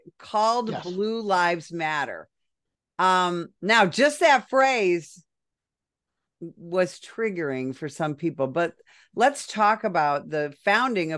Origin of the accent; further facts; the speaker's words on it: Chicago, Illinois, United States; I come from the Chicago area